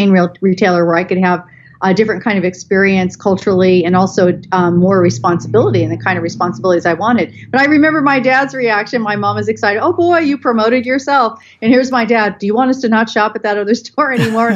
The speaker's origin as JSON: {"language": "English", "area": "Bay Area", "region": "California", "country": "United States", "tie": "born or raised there", "said": "I grew up in the Bay Area in California."}